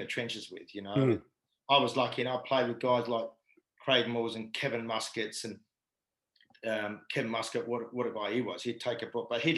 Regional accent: Perth, Western Australia, Australia; moved away as an adult; I just wanted to play for Perth in my hometown

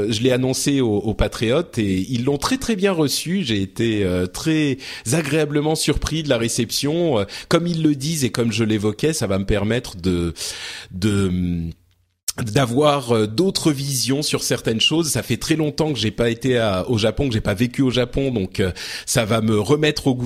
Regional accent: Lebanon; born there; moved away; je suis né au Liban et j'ai en fait ma famille a quitté le pays à cause de la guerre.

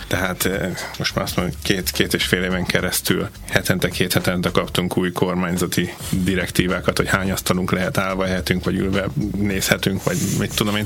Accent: Hungary; now in Adelaide, Australia; magyarok vagyunk

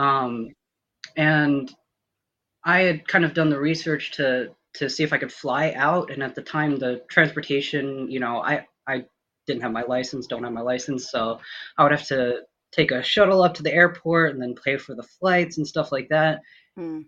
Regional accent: Minnesota, United States; moved away as an adult; born and raised in Minnesota, lived there, you know, up until like I finished college

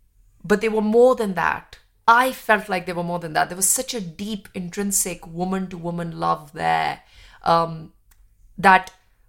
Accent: Jammu and Kashmir, India; growing up in India, and especially being Kashmiri and having an identity which has been politicized from before I was born, you know, being Sikh, being Kashmiri, being, you know, Indian, all of these things.

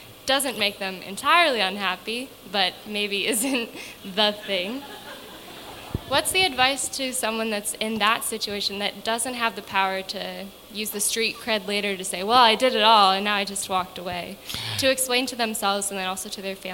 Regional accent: Northville, Michigan, United States; now in New York, United States; I'm from Northville, Michigan

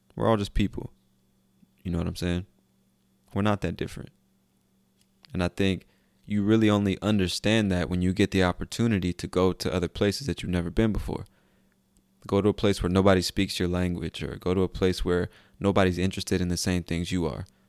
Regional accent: United States; I'm an American

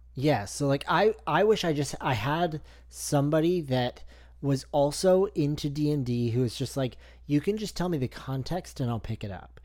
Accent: Canada; I'm the Canadian guy.

